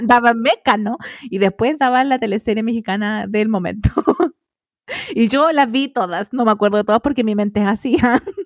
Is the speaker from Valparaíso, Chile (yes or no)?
no; Melipilla, Santiago Metropolitan Region, Chile; teníamos el cable de ahí de mi pueblo, pues Melivisión